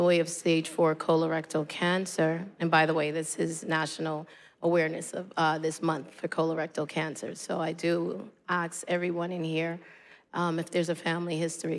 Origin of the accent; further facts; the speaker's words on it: New York City, New York, United States; this young woman growing up in Brooklyn